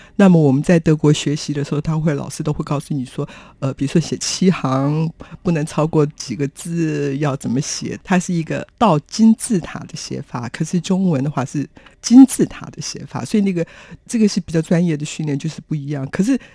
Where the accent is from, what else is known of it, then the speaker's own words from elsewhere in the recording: Taiwan; 我说我从台湾来